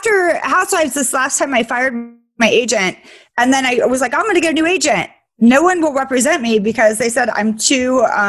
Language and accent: English; Sacramento, California, United States; I grew up in Sacramento.